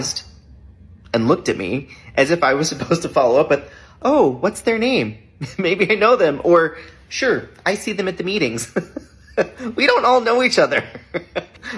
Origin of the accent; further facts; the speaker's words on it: United States; also born or lived in Salt Lake City, Utah; now in Toronto, Canada; I'm originally from the United States.